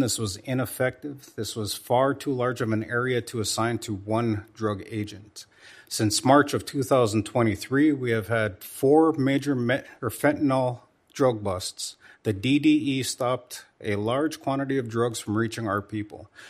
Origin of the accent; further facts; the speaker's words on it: North Dakota, United States; my home state of North Dakota